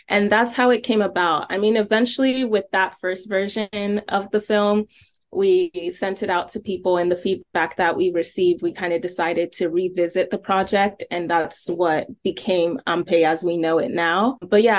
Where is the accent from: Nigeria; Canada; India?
Nigeria; now in Columbus, United States; And we're both immigrants. She's from Ghana, I'm from Nigeria, and we moved to Columbus, Ohio during like our formative years.